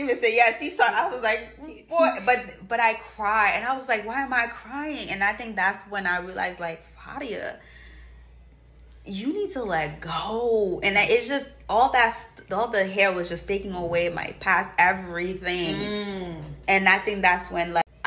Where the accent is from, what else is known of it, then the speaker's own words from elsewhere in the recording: Haiti; moved away; growing up in Haiti